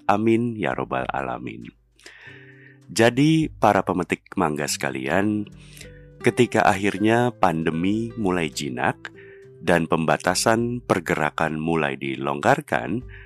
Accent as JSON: {"language": "Indonesian", "region": "Jakarta", "country": "Indonesia", "tie": "born or raised there", "said": "Jadi karena gue lahir, besar di Jakarta, sekolah di Jakarta, nyari duit kerja di Jakarta, keluarga gue semua di Jakarta"}